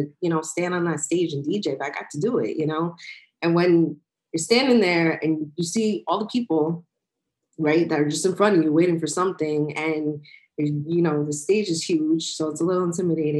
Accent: New York, United States; I grew up on the Hot 97s, the Power 105.1s in New York.

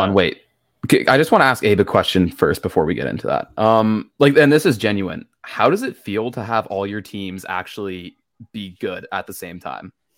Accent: Ottawa, Ontario, Canada; my hometown, Ottawa

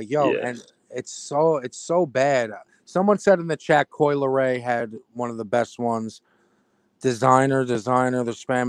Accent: Richmond, United States; I'm from Richmond.

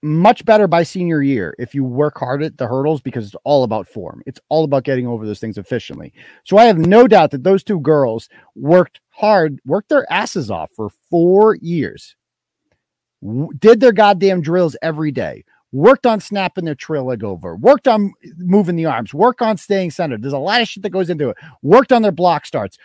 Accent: Wachusett, Massachusetts, United States; my hometown school here, Wachusett

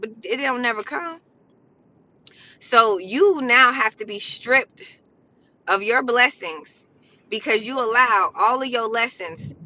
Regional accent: United States; I'm American

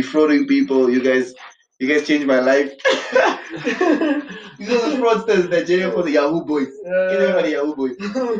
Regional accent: Windhoek, Khomas, Namibia; I'm from Windhoek, by the way, just like I said, you know, born and bred.

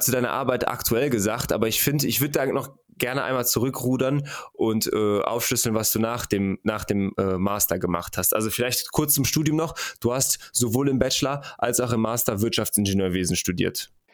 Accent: Germany; bei uns in Deutschland

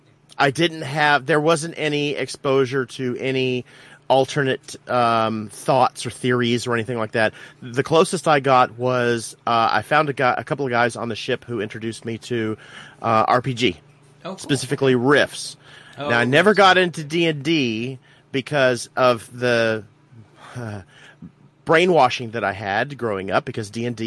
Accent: Alaska, United States; I've hinted a little bit and told you a little bit about growing up in Alaska. It was so isolated.

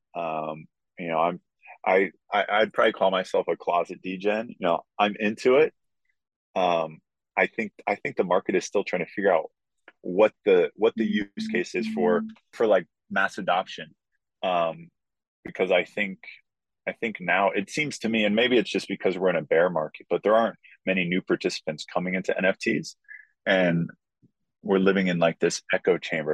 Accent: Columbus, Ohio, United States; also born or lived in Maryland; my dream to play for my hometown club

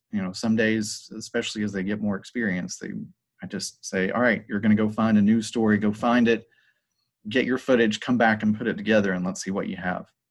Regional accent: Hiram, Georgia, United States; also born or lived in Southern California; I'm actually from Paulding County. I, I graduated from Paulding County High School. Uh, I grew up in Hiram

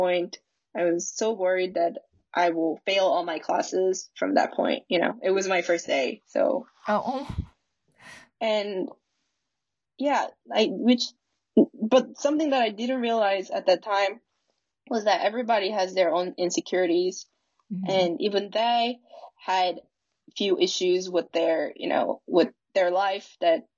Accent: South Korea; moved away as an adult; I was from Korea

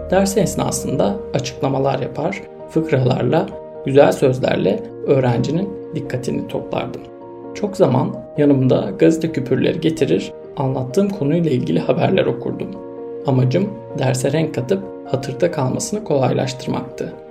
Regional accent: Istanbul, Turkey; born there; 1921 yılında İstanbul'da doğdum.

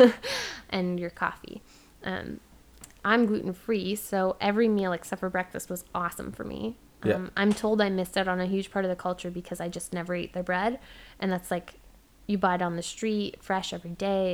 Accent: Ontario, Canada; moved away; as a Canadian

